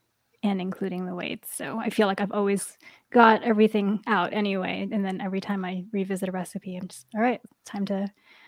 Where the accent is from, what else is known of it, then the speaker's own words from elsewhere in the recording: New York, United States; now in West Coast, United States; I'm on the West Coast, but I grew up in the Northeast. I grew up in New York.